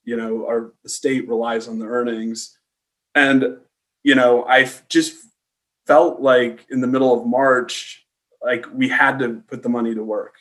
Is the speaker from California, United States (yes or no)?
yes; San Diego, California, United States; I grew up in San Diego.